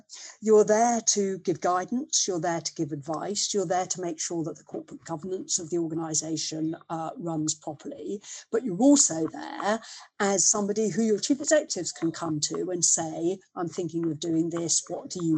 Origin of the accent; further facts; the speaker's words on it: Leicester, East Midlands, United Kingdom; growing up in Leicester, the part of Leicester we lived in was very, it was boot and shoe manufacturing at that stage